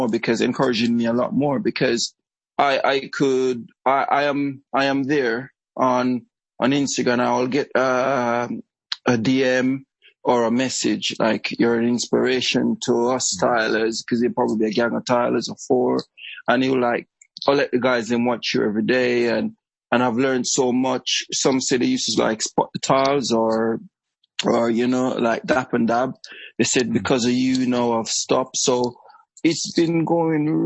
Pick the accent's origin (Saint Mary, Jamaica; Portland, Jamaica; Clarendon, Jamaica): Portland, Jamaica; now in Essex, United Kingdom; I was born and raised in Jamaica